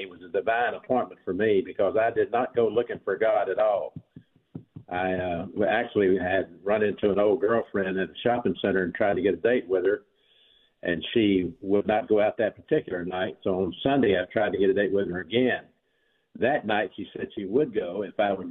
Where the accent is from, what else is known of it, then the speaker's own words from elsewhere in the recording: Birmingham, Alabama, United States; I'm from Birmingham, Alabama, is where I grew up.